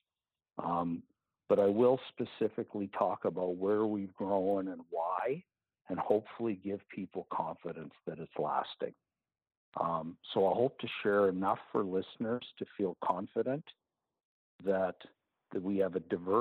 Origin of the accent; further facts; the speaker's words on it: Canada; as a Canadian